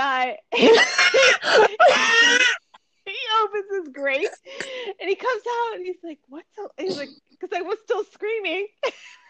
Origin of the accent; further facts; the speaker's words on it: Detroit, Michigan, United States; I hail from Detroit